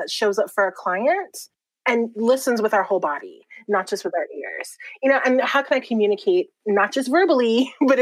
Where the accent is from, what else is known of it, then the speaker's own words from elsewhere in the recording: Puerto Rico; now in California, United States; I'm displaced from Puerto Rico